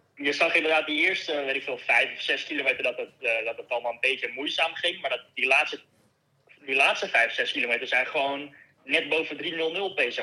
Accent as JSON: {"language": "Dutch", "country": "Netherlands", "moved": "yes", "lives_now": "Girona, Spain"}